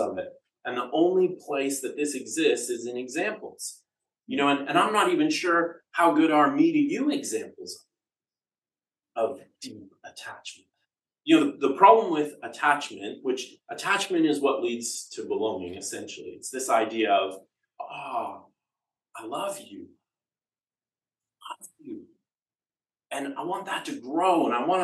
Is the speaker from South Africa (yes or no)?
no; Canada; accent: Canadian; the dulcet tones of my Canadian accent